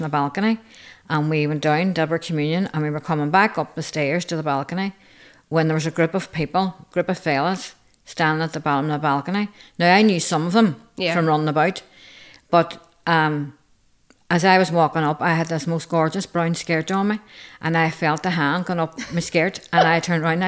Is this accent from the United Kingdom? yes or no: yes; Northern Ireland, United Kingdom; We grew up in the Troubles.